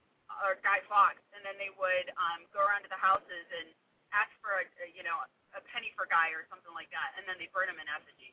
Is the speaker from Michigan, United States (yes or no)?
yes; Michigan, United States; I'm from Michigan.